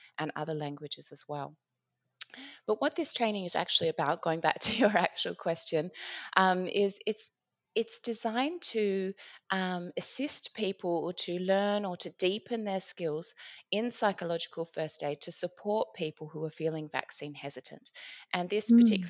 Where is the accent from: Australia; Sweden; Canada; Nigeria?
Australia; now in Iceland; my home country of Australia